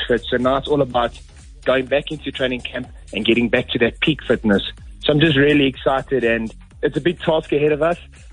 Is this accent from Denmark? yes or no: no; South Africa; we're from South Africa, a third world country, and we're coming to the UK